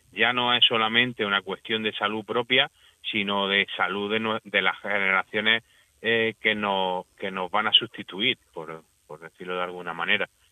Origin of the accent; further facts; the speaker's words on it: Almería, Andalusia, Spain; yo yo soy de Almería, yo soy agricultor almeriense